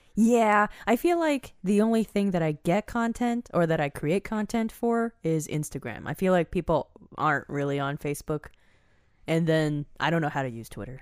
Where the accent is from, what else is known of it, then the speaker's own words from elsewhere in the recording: United States; moved away; I grew up near Maryland